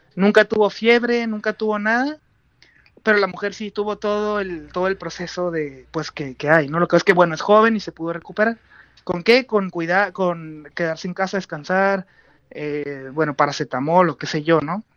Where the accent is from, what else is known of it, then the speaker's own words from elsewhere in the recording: Tijuana, Baja California, Mexico; moved away as an adult; now in Oslo, Norway; yo soy de Tijuana, eh, nacido y criado ahí